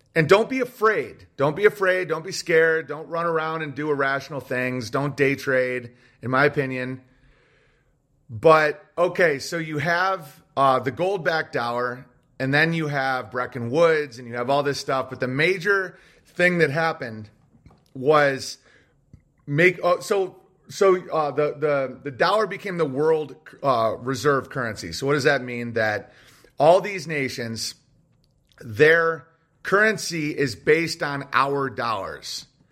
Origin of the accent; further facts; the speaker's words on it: United States; Americans are never allowed to admit is that we are a conquering, tyrannical empire